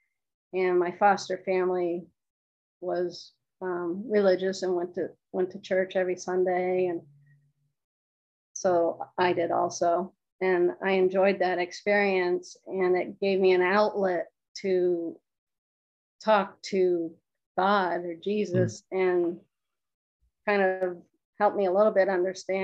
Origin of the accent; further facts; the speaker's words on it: Lebanon, New Hampshire, United States; I was born and raised in Lebanon, New Hampshire